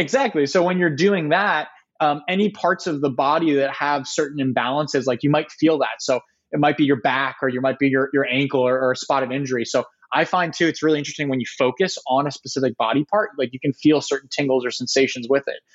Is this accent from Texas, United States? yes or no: no; San Diego, California, United States; also born or lived in Ohio; I grew up in San Diego, California